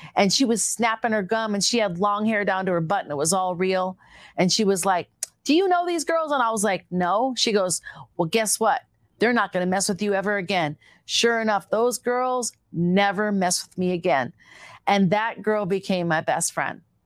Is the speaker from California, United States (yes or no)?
no; Minneapolis, Minnesota, United States; accent: Minnesota; also born or lived in Eagan, Minnesota / Cannon Falls, Minnesota; as a little girl, though, I first was raised on a farm in Eagan, Minnesota